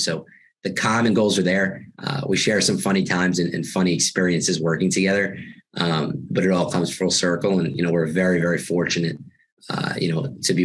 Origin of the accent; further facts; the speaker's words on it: Long Island, New York, United States; moved away; I'm from New York, so I went to a relatively big high school in Long Island, New York